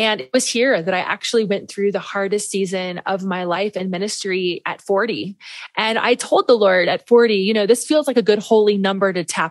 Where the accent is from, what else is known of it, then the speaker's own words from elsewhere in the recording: Midwest, United States; I grew up in the Midwest, Pentecostal preacher's kid my whole life